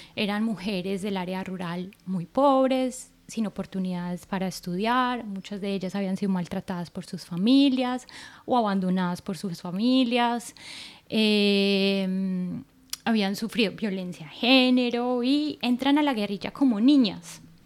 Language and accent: Spanish; Colombia; now in Norway; yo que soy de Colombia